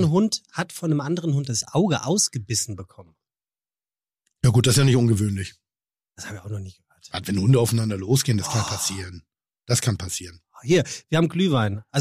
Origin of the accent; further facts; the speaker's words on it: Germany; Wir sind Deutsche